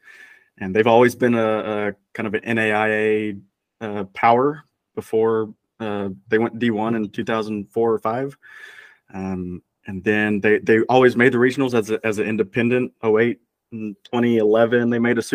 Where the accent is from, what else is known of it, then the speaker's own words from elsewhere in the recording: Texas, United States; moved away as an adult; also born or lived in Iowa City, Iowa; now in Cape Cod, United States; growing up in Texas where it's always 100 and humid